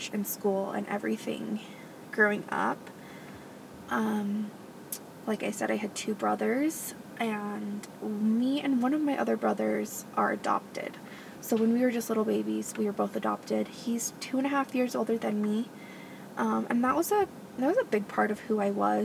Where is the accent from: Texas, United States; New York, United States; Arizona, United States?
Arizona, United States; Gilbert; moved away; I grew up in Gilbert, Arizona